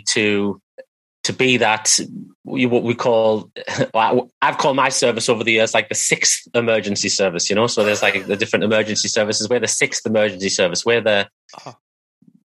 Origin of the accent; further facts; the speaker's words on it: United Kingdom; accent: British; I am British. That's why I sound like this